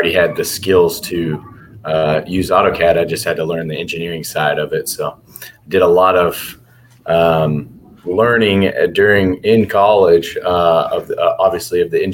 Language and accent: English; Bayview, near Houston, Texas, United States; also born or lived in Galveston, Texas; originally I'm from a little town called Bayview, which is kind of near Lake City and Kema down in south of Houston, little suburbs outside of Houston